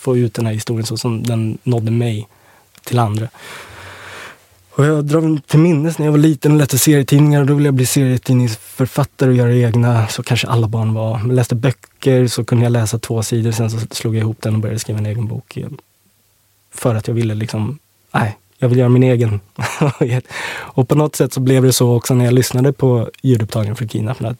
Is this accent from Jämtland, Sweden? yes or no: no; Åkersberga, Stockholm County, Sweden; Jag eh, är uppvuxen eh, i Österskär, Åkersberga